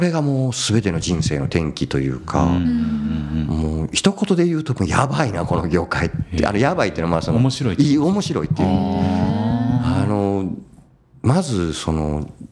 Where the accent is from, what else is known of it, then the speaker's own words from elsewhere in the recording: Nara, Japan; 地元の奈良県にある